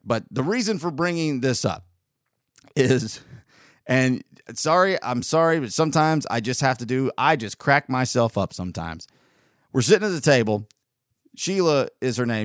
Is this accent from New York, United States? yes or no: no; North Georgia, United States; also born or lived in Southern California; we moved to t, North Georgia in nineteen eighty-six.